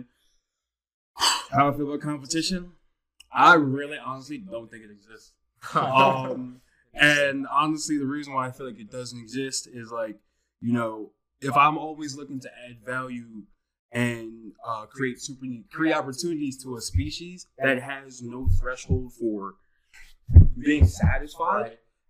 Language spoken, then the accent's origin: English; Bethlehem, Pennsylvania, United States; I'm actually from the Lehigh Valley area, Bethlehem, Pennsylvania